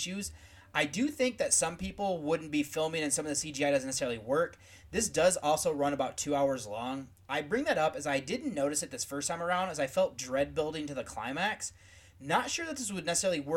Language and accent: English; United States; as an American